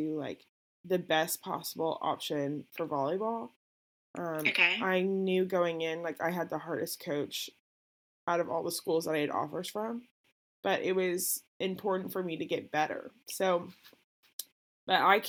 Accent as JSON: {"language": "English", "town": "Tulsa", "region": "Oklahoma", "country": "United States", "tie": "born or raised there", "said": "I was born and raised in Tulsa, Oklahoma."}